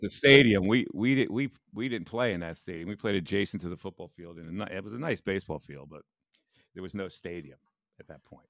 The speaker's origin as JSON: {"language": "English", "town": "Bristol", "region": "Pennsylvania", "country": "United States", "tie": "born or raised there", "said": "right around the corner from where I grew up in Bristol, P"}